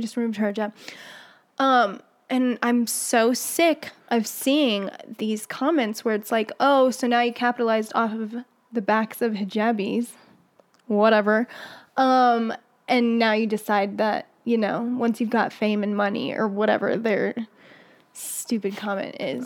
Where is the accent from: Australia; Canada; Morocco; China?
Morocco; now in United States; growing up in Morocco